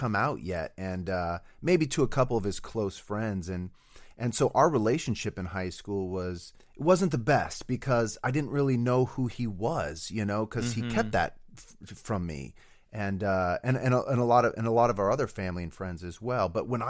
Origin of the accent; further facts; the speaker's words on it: Denver, Colorado, United States; also born or lived in Reno / Iowa; So I was born in Reno. My parents divorced. My mom moved to Denver, where me and my older brother spent most of our schooling years.